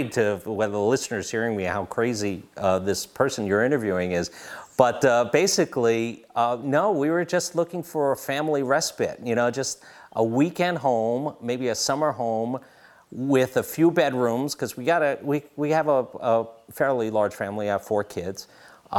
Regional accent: New York City, New York, United States; moved away; also born or lived in Wayne County, Pennsylvania; we're from New York City

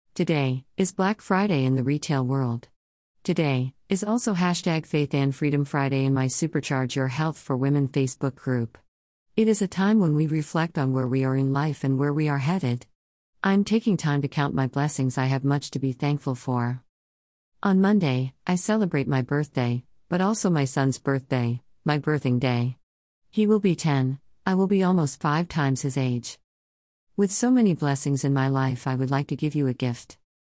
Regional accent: Canada; I'm Canadian

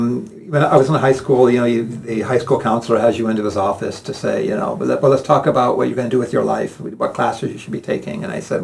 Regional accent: United States; moved away as an adult; also born or lived in Oxford, Ohio / Petoskey, Michigan; southern Ohio, here in a town called Oxford, where a university was, and then in northern Michigan, a town called Petoskey, which is a tourist town

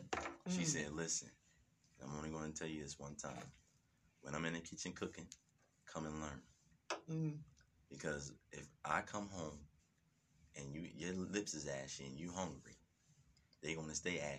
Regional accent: Canada; I got caught up in the street, you know what I'm saying? You know, born and raised in Canada, you know what I mean?

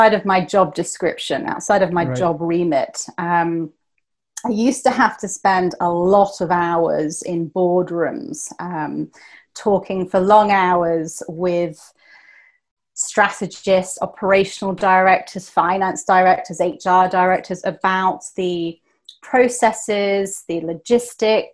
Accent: England, United Kingdom; moved away as an adult; now in Gothenburg, Sweden; when I was in England, I was considered to be Swedish because my mother is Swedish and my father is Greek Cypriot, actually. But now I'm in Sweden, I'm British

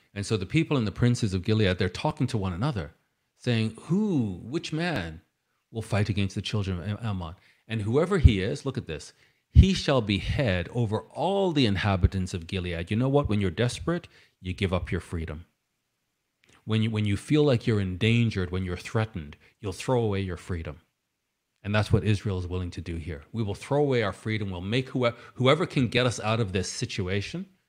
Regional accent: Canada; I'm Canadian, I'm British Canadian.

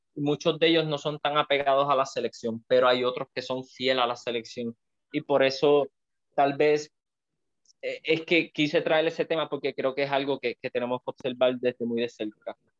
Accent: Puerto Rico; nosotros que somos boricuas, que estamos viéndolo desde acá

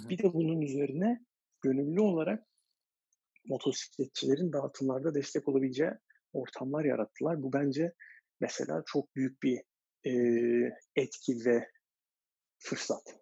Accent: Istanbul, Turkey; moved away as an adult; also born or lived in United States; o zamanlar şu anki Lütfü Kırdar Kongre Merkezi o zamanların spor sergi sarayında basketbol içerisinde büyüyerek hayata gelmişim.

